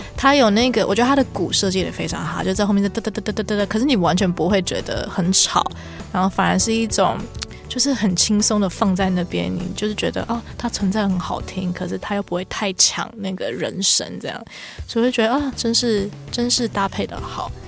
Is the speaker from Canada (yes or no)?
yes; Canada; moved away; 我毕竟我以前在加拿大长大